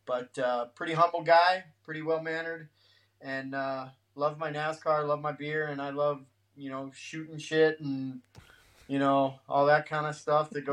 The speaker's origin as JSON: {"language": "English", "town": "Denver", "region": "Colorado", "country": "United States", "tie": "born or raised there", "lives_now": "Greeley, United States", "said": "I grew up in Denver."}